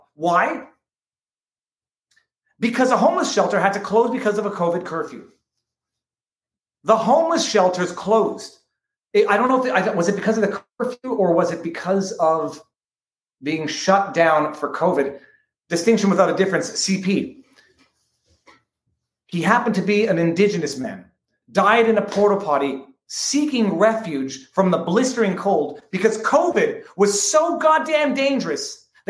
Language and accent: English; United States; now in Miami, United States; I grew up on Lake Champlain, and I've lived in Miami now for 25 plus years.